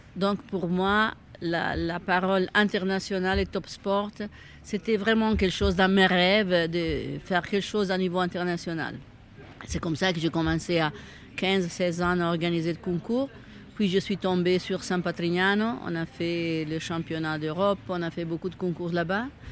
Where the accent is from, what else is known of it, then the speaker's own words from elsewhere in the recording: Italy; French is a second language; moved away as an adult; now in Switzerland; je suis italienne mais j'habite en Suisse depuis 40 ans